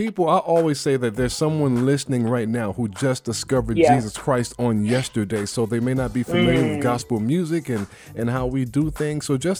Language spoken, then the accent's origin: English; New York City, New York, United States; I'm from Bed-Stuy.